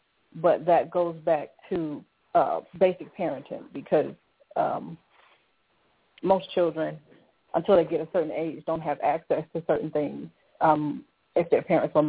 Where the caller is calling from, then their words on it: South Carolina, United States; I'm calling in South Carolina.